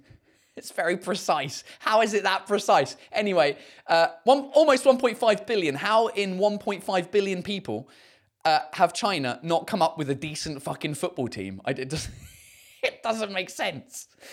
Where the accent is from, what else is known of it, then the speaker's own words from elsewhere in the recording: United Kingdom; accent: southern; first language English; now in Paris, France; I have the added value of being British.